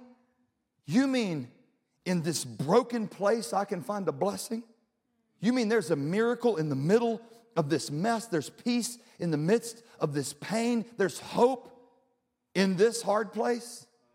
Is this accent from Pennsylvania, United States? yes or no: no; Louisiana, United States; now in Texas, United States; I'm originally from Louisiana